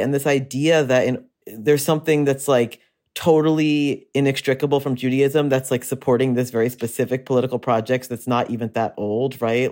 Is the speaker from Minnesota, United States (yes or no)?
no; Pennsylvania, United States; a kid growing up in Pennsylvania in a relatively Zionist temple